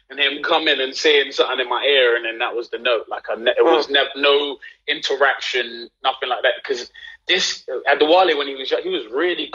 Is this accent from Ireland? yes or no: no; London, United Kingdom; being from Southeast London, growing up in Peckham, which is like growing up in Peckham, being born in Peckham in 1991